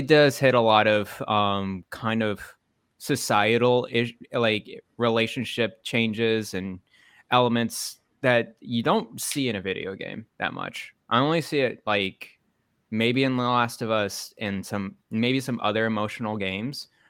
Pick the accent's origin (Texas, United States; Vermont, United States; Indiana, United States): Texas, United States; Dallas; moved away; I grew up in Dallas, Texas